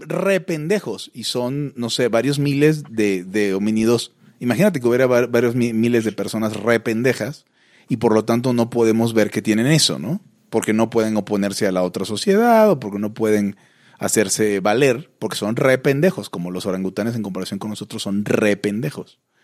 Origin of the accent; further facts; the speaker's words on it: Mexico; soy de México